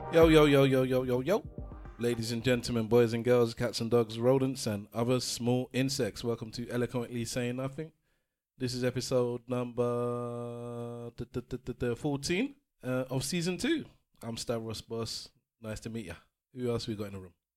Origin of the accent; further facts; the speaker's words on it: Nigeria; now in England; I'm Nigerian.